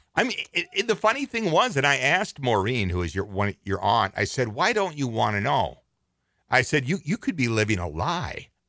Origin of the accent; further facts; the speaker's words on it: Twin Cities, Minnesota, United States; I was born in the Twin Cities